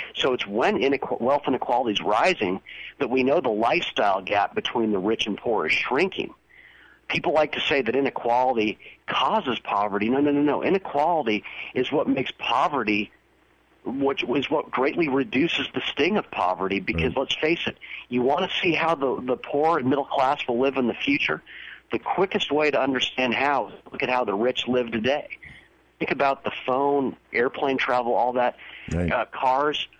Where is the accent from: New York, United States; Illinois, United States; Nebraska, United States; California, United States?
California, United States; Southern; I grew up in Southern California